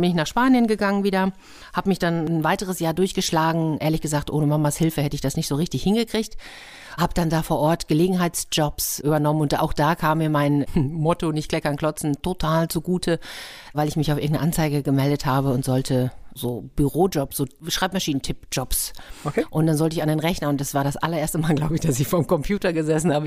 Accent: Gütersloh district, North Rhine-Westphalia, Germany; moved away as an adult; also born or lived in Lippstadt / Madrid / Nuremberg; now in Hamburg, Germany; Okay, also in Lippstadt bin ich geboren. Ich bin dann im Kreis Gütersloh aufgewachsen

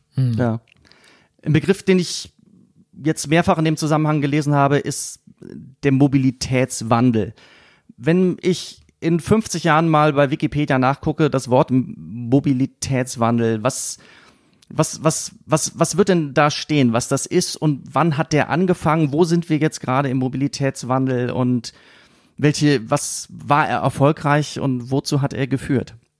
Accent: Siegen, North Rhine-Westphalia, Germany; Ich komme aus Siegen.

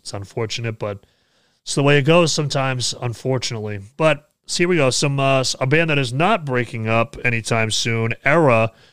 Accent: New Hampshire, United States; here in New Hampshire, in my home state

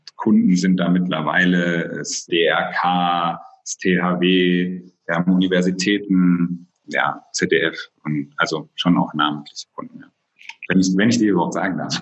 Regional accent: Oldenburg-Bremen area, Lower Saxony, Germany; moved away as an adult; now in Cologne, Germany; Ich bin gebürtiges Nordlicht, komme also aus der Ecke Oldenburg-Bremen

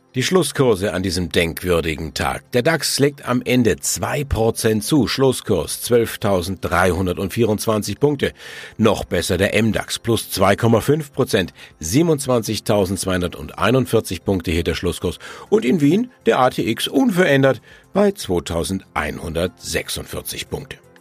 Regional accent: Germany; bei uns in Deutschland

